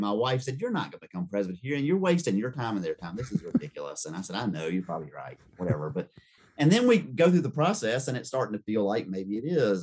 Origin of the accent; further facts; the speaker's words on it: Rock Hill, South Carolina, United States; also born or lived in Charleston, South Carolina; I was born in 67 in Charleston, South Carolina, but moved in 69 to Rock Hill, South Carolina